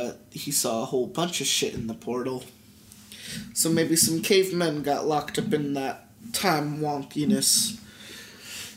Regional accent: Philadelphia, Pennsylvania, United States; I'm from Philly, you know?

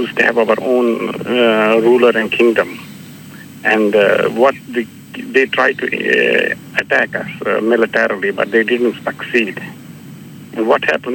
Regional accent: Srinagar, Jammu and Kashmir, India; now in Brisbane, Australia; I'm from Kashmir, Srinagar, Kashmir, which is under Indian occupation

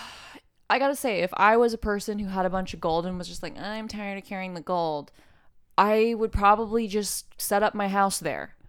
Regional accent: Oklahoma City, Oklahoma, United States; moved away as an adult; now in California, United States; I'm from Oklahoma City

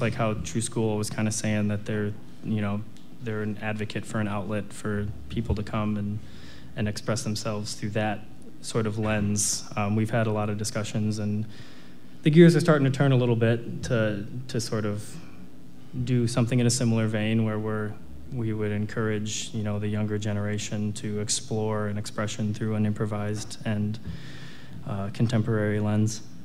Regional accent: Wauwatosa, Wisconsin, United States; also born or lived in New York City; I grew up in Wauwatosa

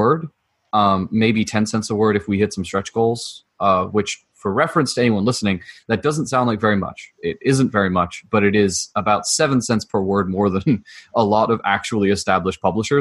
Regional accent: United Kingdom; moved away; I'm a British immigrant

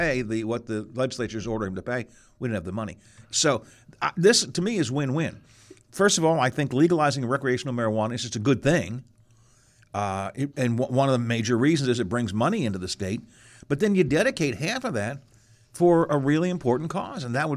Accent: Wheeling, West Virginia, United States; my hometown

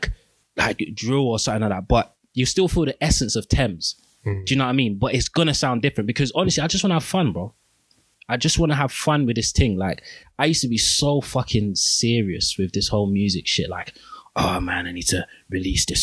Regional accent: London, United Kingdom; I'm from Peckham.

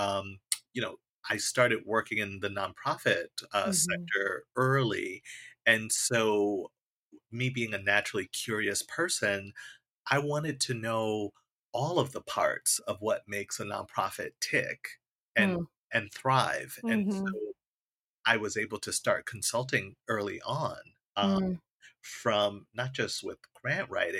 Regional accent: New York, United States; I grew up in New York

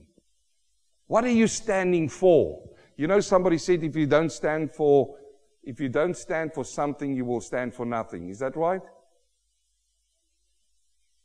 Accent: South Africa; now in Australia; I, as a South African

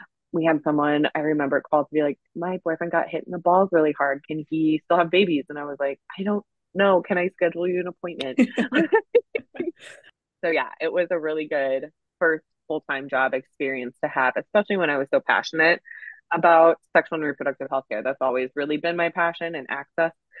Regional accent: Minneapolis–Saint Paul, Minnesota, United States; I was born and raised here in the Twin Cities area.

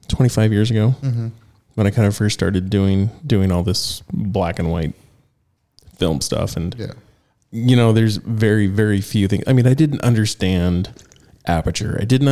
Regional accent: Northern California, United States; The skateboarding scene 25 years ago in my hometown growing up in Northern California

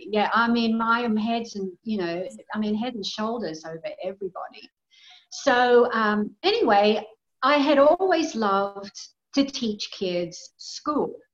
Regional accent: Australia; also born or lived in Gold Coast, Queensland; I'm Australian. I was born in a tiny little country town um, with, you know, very small population.

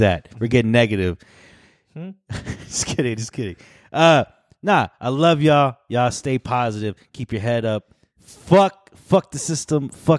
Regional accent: New Jersey, United States; I'm from Jersey.

